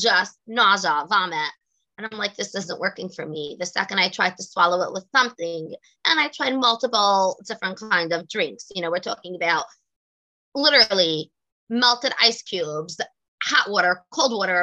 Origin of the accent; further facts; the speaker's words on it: New York City, New York, United States; I grew up, was born and bred in Brooklyn, New York.